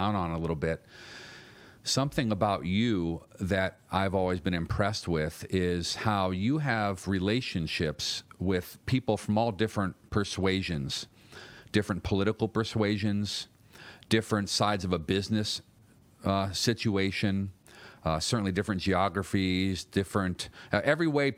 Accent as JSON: {"language": "English", "town": "Cleveland", "region": "Ohio", "country": "United States", "moved": "as an adult", "lives_now": "Los Angeles, United States", "said": "I was just some young dude from Cleveland"}